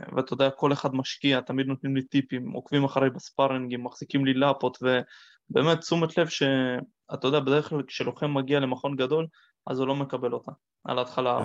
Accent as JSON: {"language": "Hebrew", "country": "Israel", "tie": "born or raised there", "said": "נולדתי בארץ, ואני יהודי וכל המשפחה שלי יהודים"}